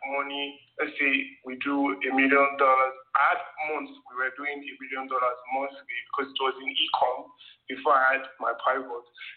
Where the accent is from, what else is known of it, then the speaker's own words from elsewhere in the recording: Nigeria; I grew up in Nigeria